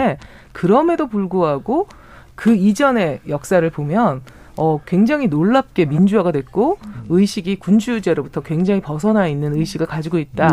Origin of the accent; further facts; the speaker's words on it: South Korea; 저는 어, 대한민국에서 태어난